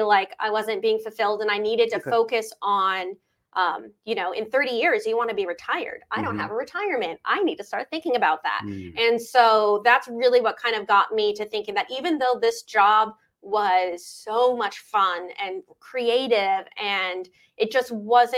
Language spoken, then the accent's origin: English; Ventura, California, United States; I grew up in Ventura. I've always loved Ventura. I moved here in sixth grade